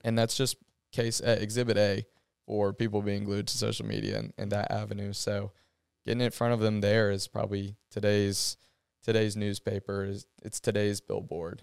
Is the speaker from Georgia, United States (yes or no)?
yes; Athens, Georgia, United States; growing up in Athens, being at Georgia